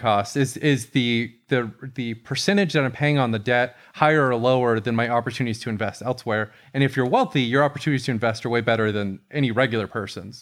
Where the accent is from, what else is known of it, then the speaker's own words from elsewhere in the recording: Tampa, Florida, United States; Tampa, my hometown